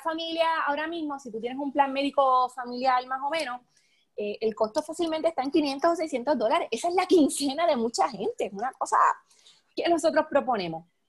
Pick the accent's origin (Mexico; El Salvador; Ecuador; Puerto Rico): Puerto Rico; Adjuntas; cerca de donde yo soy, eh, de Adjunta